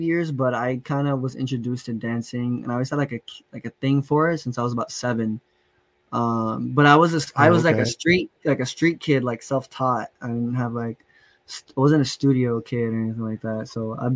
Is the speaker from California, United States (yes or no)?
yes; San Bernardino, California, United States; also born or lived in Poway, San Diego / Los Angeles; Maybe till like I was eight or nine, I moved out to San Bernardino over here with my grandparents. And ever since then, I've been out here in San Bernardino, repping the IE